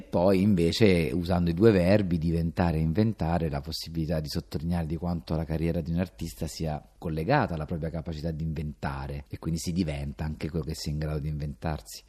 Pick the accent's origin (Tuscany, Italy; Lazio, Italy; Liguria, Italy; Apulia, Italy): Lazio, Italy; Rome; sono cresciuto ai parioli a Roma